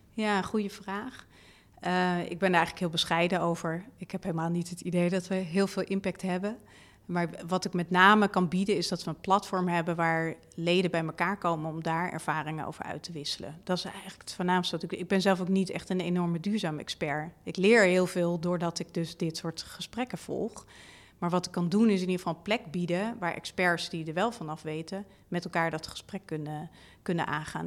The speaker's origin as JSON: {"language": "Dutch", "town": "Leusden", "region": "Utrecht", "country": "Netherlands", "tie": "born or raised there", "said": "ik ben opgegroeid in Leusden, vlakbij Amersfoort"}